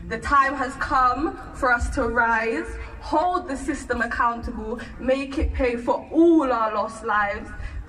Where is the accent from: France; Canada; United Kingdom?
United Kingdom; Bristol, South West England; We're from St. Paul's.